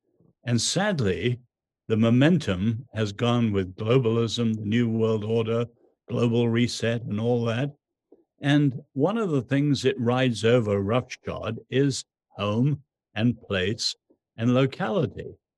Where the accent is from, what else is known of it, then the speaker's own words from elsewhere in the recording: China; born there; I was born in China during World War II, where there was anything but home.